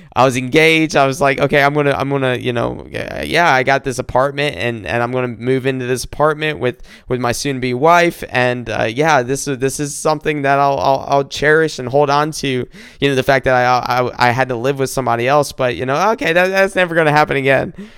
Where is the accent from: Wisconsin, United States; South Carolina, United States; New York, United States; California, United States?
South Carolina, United States; moved away as an adult; also born or lived in Columbia, South Carolina; now in Michigan, United States; I'm not from Michigan, I'm from South Carolina, born and raised here